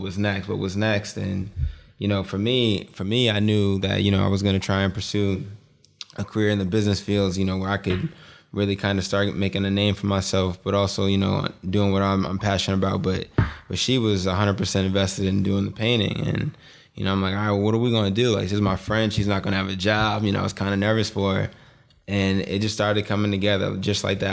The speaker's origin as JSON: {"language": "English", "town": "Boston", "region": "Massachusetts", "country": "United States", "tie": "born or raised there", "said": "we, we grew up in Boston. We grew up in Dorchester in Boston"}